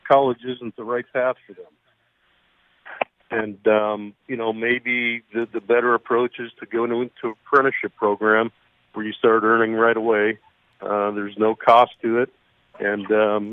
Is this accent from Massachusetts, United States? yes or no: yes; Lowell, Massachusetts, United States; I was born and raised in the Lowell area